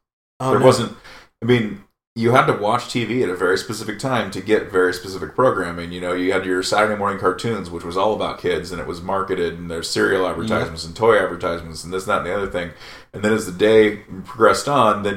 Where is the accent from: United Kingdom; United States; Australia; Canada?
United Kingdom; England; We're English